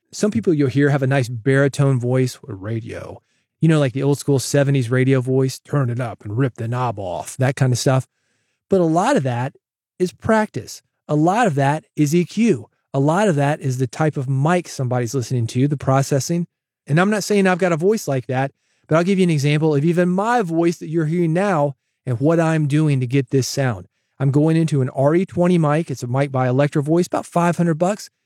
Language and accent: English; Nashville, Tennessee, United States; I grew up in the South, born in Nashville, relatives in East Tennessee, Virginia